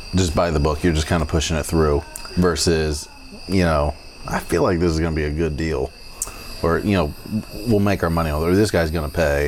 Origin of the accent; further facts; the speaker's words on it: St. Augustine, Florida, United States; we're from St. Augustine